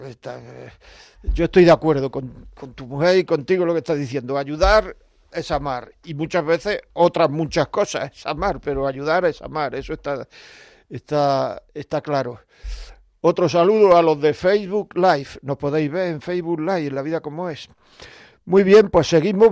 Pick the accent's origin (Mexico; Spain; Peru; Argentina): Spain; Granada, Andalusia; yo soy de Granada